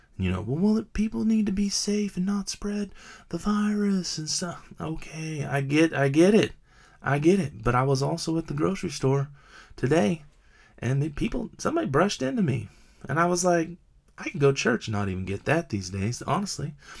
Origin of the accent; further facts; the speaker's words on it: United States; I'm an American